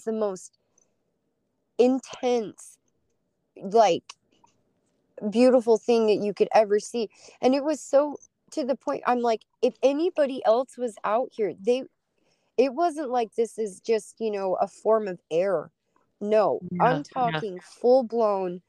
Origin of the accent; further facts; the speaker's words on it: Utah, United States; now in Alaska, United States; I grew up in Utah, and every time a storm would come in, you smell this sulfuric smell that comes off the Great Salt Lake